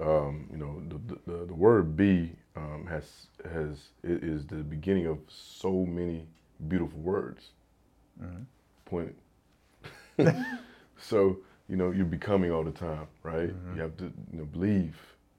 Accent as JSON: {"language": "English", "region": "the South", "country": "United States", "said": "I'm from the South. So I'm gonna say a mixture of like the Southern cuisine, you know, the soul food, you know, with some barbecue in there"}